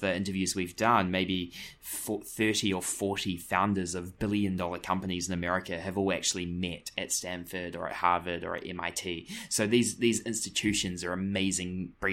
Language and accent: English; Greymouth, West Coast, New Zealand; moved away as an adult; also born or lived in Christchurch / Auckland / San Francisco; now in New York, United States; I grew up in Greymouth on the west coast of the South Island